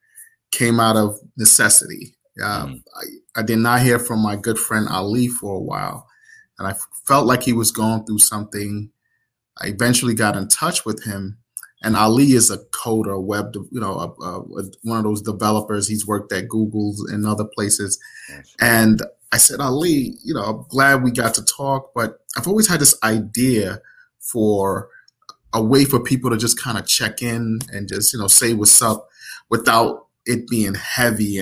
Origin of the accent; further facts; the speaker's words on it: Irvington, New Jersey, United States; also born or lived in Nigeria; I was born in Nigeria, left when I was about 6 years old, and I grew up in, New Jersey thereafter. Product of Irvington, New Jersey